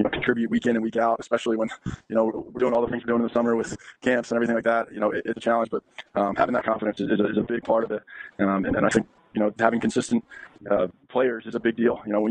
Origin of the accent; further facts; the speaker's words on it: East Coast, United States; growing up on the East Coast